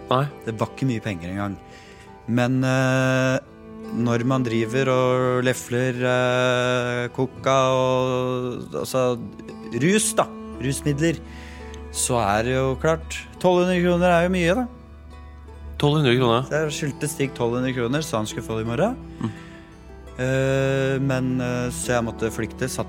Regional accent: Eidsvoll, Akershus, Norway; Jeg vokste jo opp uh, i Rådal. i Eidsvoll og, og, og, sånn. Bodde der med familien.

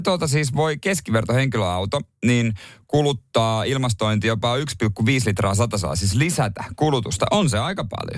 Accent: Seinäjoki, South Ostrobothnia, Finland; moved away; meillä Seinäjoella

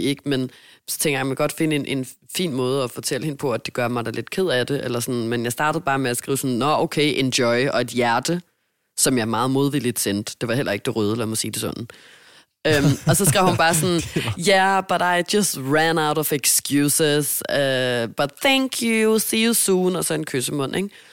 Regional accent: Denmark; moved away as an adult; now in Hamburg, Germany; jeg er hjemme i Danmark

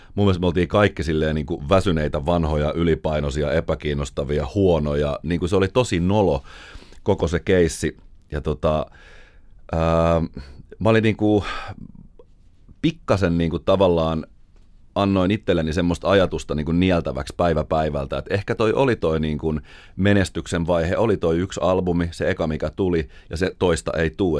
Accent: Finland; me ollaan Suomesta

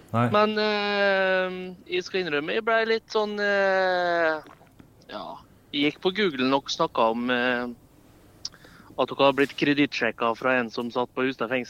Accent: Eidsvåg, Møre og Romsdal, Norway; En liten eh, bygd som heter Eidsvåg. Ca. en times kjøring fra Molde.

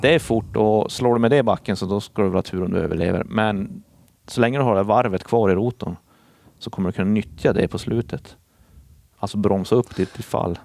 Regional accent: Boden, Norrbotten County, Sweden; moved away as an adult; also born or lived in Gothenburg; Det fanns ingen plats för mig då uppe i Boden där, där jag är ifrån

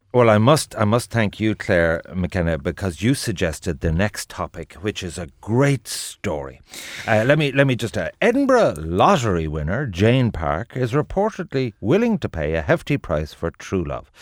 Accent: Ireland

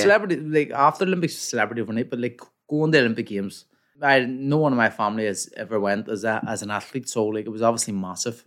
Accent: Belfast, Northern Ireland, United Kingdom; from Belfast, West Belfast

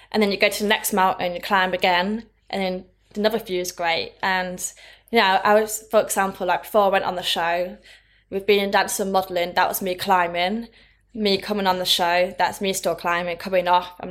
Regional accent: Thirsk, Yorkshire and the Humber, United Kingdom; now in London, United Kingdom; move away from Thirsk. I came from Thirsk. it's like a very small town, middle of nowhere and moved to London hmm.

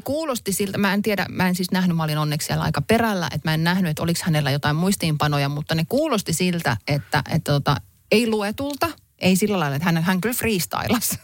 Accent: Helsinki, Uusimaa, Finland; now in Hämeenlinna, Finland; olen Helsingistä lähtöisin, nykyään asun kyllä Hämeenlinnassa, mutta en ole niin kuin vanhassa kotikaupungissanikaan käynyt

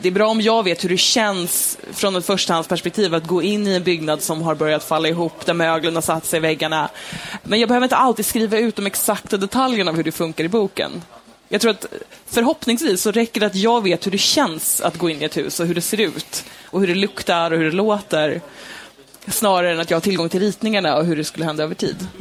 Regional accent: Stockholm, Stockholm County, Sweden; jag växte upp i Stockholm

